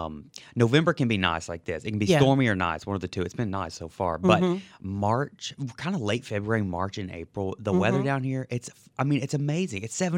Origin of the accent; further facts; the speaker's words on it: Archer City, Texas, United States; moved away as an adult; now in New Orleans, United States; And I grew up in a tiny town called Archer City, Texas.